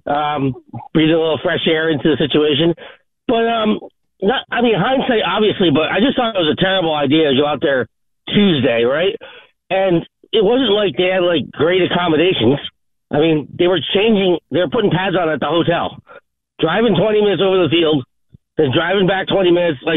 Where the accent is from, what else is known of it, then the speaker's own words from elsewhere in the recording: Pompano Beach, Florida, United States; I, I grew up in Pompano Beach, where James White's from